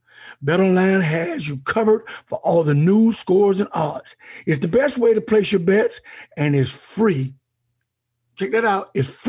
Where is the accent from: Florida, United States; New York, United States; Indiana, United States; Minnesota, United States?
Florida, United States; Miami; my hometown Dolphins